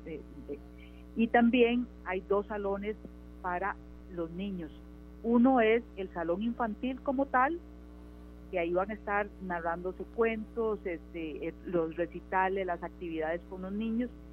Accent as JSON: {"language": "Spanish", "country": "Costa Rica", "said": "Nosotros eh, como país"}